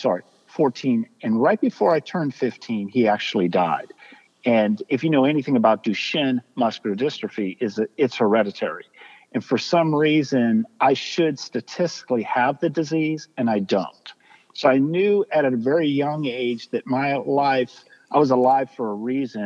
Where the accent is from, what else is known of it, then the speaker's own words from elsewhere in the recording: Pittsburgh, Pennsylvania, United States; moved away as an adult; also born or lived in Tulsa, Oklahoma / San Diego, California; now in Nashville, United States; I grew up in Pittsburgh, Pennsylvania